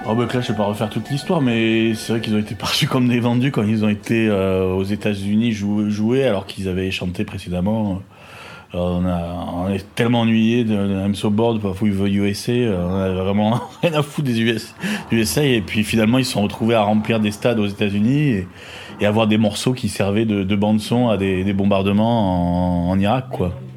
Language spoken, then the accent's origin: French; Paris, Île-de-France, France; also born or lived in Marseille; je suis né à Marseille, mais j'ai vécu mes premières années sur Paris